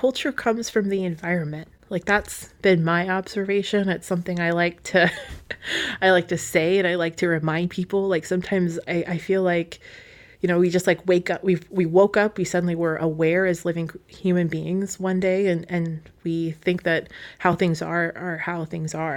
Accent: Wasilla, Alaska, United States; I grew up like in Wasilla

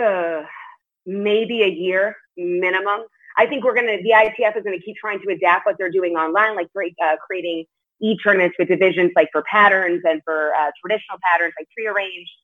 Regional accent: Las Vegas, Nevada, United States; also born or lived in New York City; we moved to Las Vegas from New York City

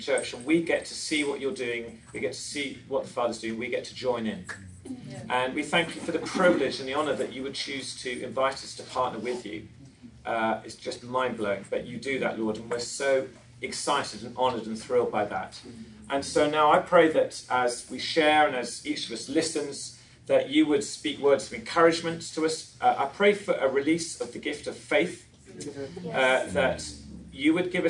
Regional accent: England, United Kingdom; moved away as an adult; now in Long Beach, United States; We came from England

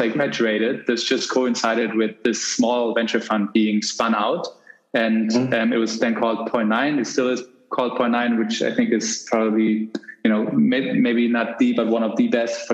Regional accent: Germany; I grew up in Germany

